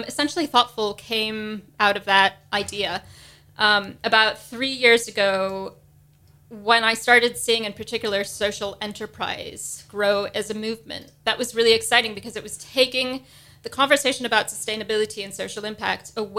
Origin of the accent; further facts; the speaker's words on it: United States; moved away as an adult; now in United Kingdom; if you couldn't tell from my accent, I'm from the States